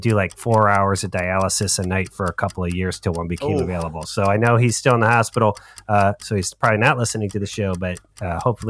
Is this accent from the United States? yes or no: yes; Westerville, Ohio, United States; my hometown high school, Westerville Central Warhawks